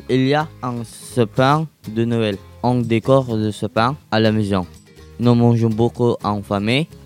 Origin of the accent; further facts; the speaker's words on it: Philippines; French is a second language; now in France; Chez moi, aux Philippines, il y a beaucoup de monde à la maison.